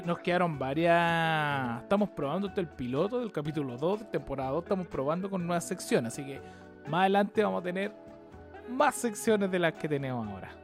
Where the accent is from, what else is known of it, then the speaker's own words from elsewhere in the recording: Chile; Soy chileno